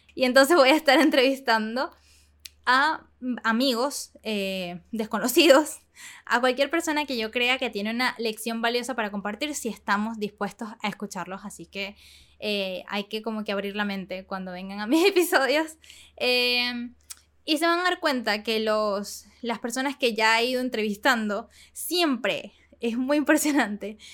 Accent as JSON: {"language": "Spanish", "country": "Venezuela", "tie": "born or raised there", "moved": "as an adult", "lives_now": "Panama", "said": "crecí en Venezuela hasta que cumplí 17 y me mudé a Panamá"}